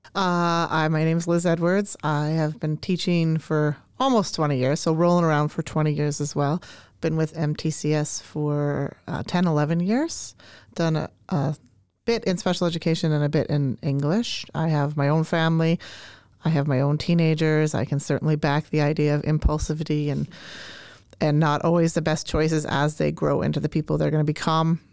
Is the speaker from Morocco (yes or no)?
no; Canada; now in Minnesota, United States; I grew up in Canada, uh, and so I say grade nine, and I do not say ninth grade